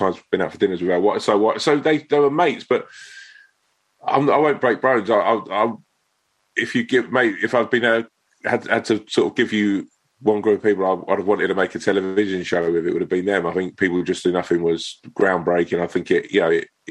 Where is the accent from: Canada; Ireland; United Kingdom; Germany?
United Kingdom; Sutton, London; I'm sort of from Sutton Way